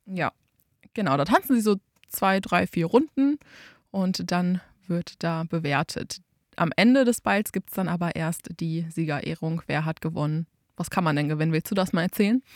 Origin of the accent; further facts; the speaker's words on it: Einbeck, Lower Saxony, Germany; ich komme aus Einbeck und war in Einbeck in der Tanzschule